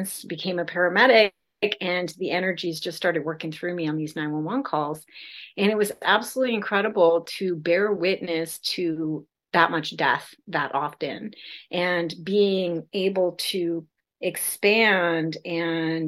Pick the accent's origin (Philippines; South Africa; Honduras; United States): United States; South Dakota; now in California, United States; I was raised in South Dakota in the middle of nowhere, pre-internet.